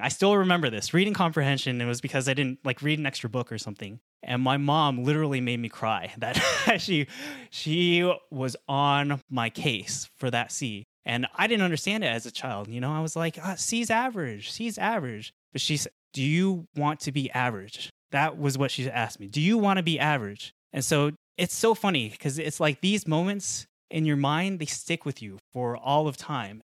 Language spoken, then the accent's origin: English; Colorado, United States; I was born in Colorado. I grew up in Colorado.